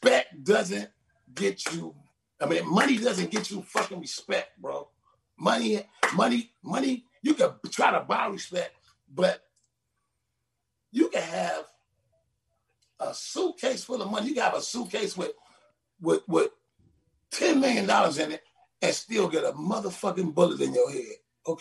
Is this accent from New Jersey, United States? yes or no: no; Compton, California, United States; moved away as an adult; now in Las Vegas, United States; I'm from Compton, California.